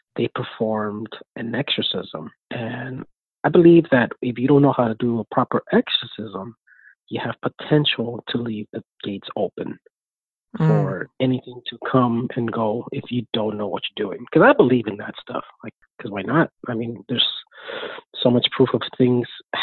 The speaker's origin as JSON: {"language": "English", "town": "Lafayette", "region": "Texas", "country": "United States", "said": "I'm from Lafayette, Texas"}